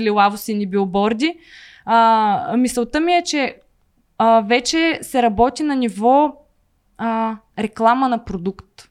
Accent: Veliko Tarnovo, Veliko Tarnovo Province, Bulgaria; аз не съм от София, аз съм от Велико Търново и в момента, в който завърши гимназия

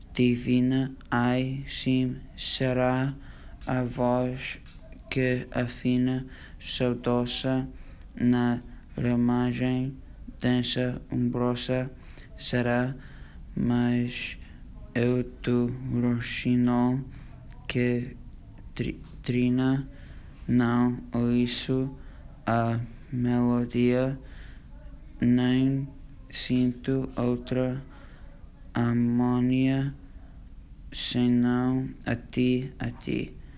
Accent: New York, United States; tenho 13 anos e sou de Nova York, dos Estados Unidos

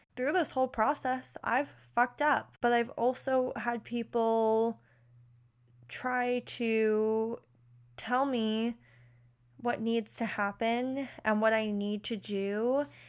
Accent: West Chester, Pennsylvania, United States; I'm from Westchester, Pennsylvania, which is about thirty-five minutes outside of Philly

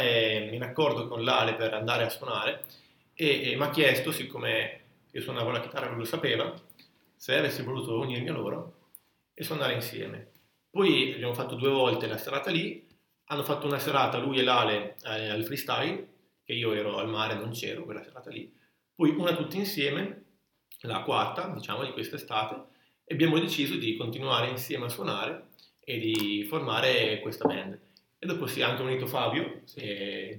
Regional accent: Italy; andavo in quinta elementare nel mio paesino qua vicino a Borzano

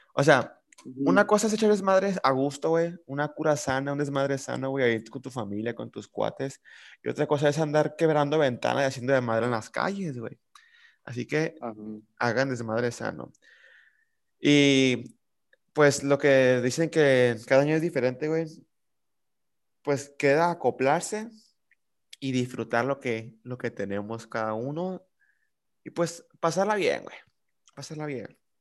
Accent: Mazatlán, Sinaloa, Mexico; como somos de aquí de Mazatlán, de Sinaloa, de la parte norte del país

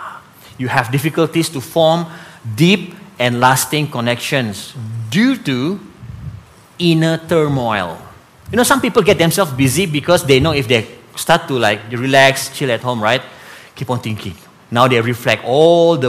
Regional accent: Sandakan, Sabah, Malaysia; growing up in Sandakan

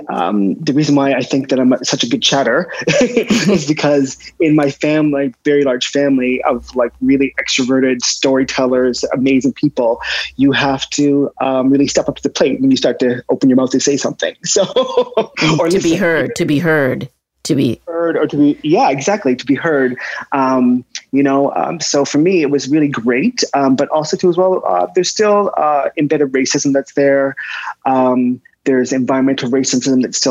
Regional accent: Nova Scotia, Canada; I have really great memories of growing up in Nova Scotia.

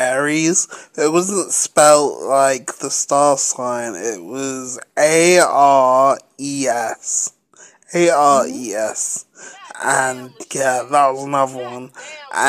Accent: England, United Kingdom; I'm fucking English. I'm in England.

